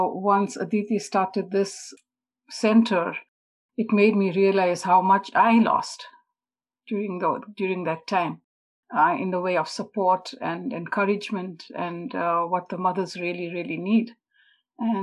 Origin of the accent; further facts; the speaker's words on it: Zimbabwe; moved away; also born or lived in India; I didn't grow up in a typical East Indian family as such. I come from Zimbabwe